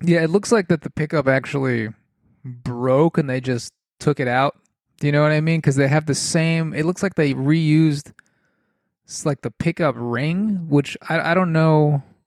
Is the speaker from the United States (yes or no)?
yes; New England, United States; I'm from New England.